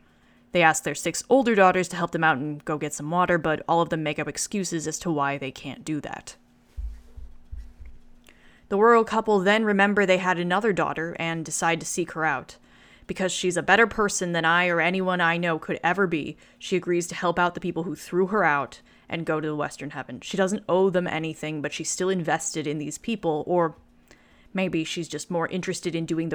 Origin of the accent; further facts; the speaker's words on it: China; I grew up in China because my dad worked there for several years. My Mandarin is comparatively awful given what it used to be because I'm out of practice